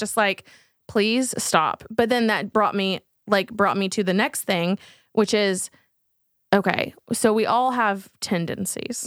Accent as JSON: {"language": "English", "region": "Texas", "country": "United States", "said": "we're from Texas"}